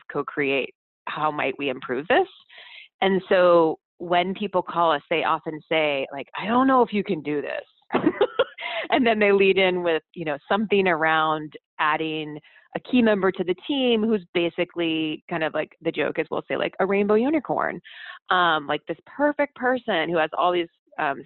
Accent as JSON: {"language": "English", "region": "Midwest", "country": "United States", "said": "I'm from the Midwest, where you don't have a high opinion, you don't brag"}